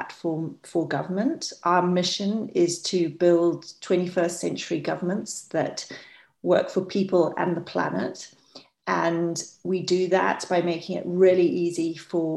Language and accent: English; Botswana; also born or lived in New Zealand; I was brought up in New Zealand and mainly Botswana